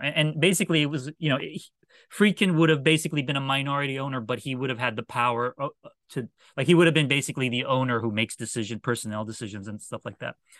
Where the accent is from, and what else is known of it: Washington, United States; born or raised there